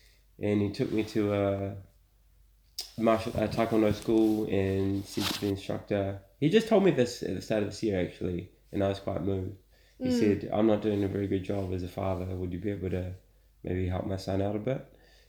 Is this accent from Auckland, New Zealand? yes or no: yes; Auckland, New Zealand; I'm from here. I'm from Auckland.